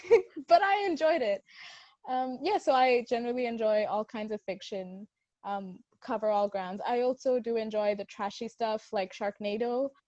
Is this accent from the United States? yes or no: no; Hong Kong; also born or lived in India; my name and my accent and the way I'm pronouncing my name, and I'm sure that's a whole other thing. But I'm from Hong Kong. I was bred up there. I was born in India, hence the very Indian name.